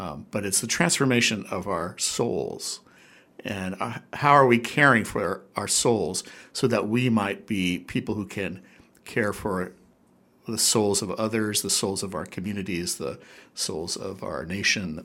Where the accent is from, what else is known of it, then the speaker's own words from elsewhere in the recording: Newport Beach, California, United States; now in Hawaii, United States; I, grew up at the beach actually in Southern California in SoCal as they call it ah. in the OC